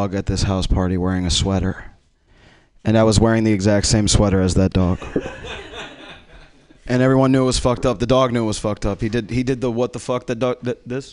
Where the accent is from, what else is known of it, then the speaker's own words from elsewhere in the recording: Miami, Florida, United States; now in Los Angeles, United States; I'm from Miami, man. I just live in Los Angeles